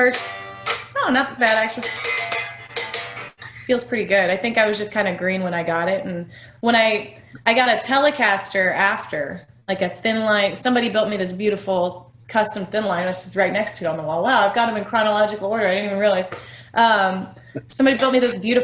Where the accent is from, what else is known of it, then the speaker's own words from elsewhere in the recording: Kansas City, Missouri, United States; growing up in Kansas City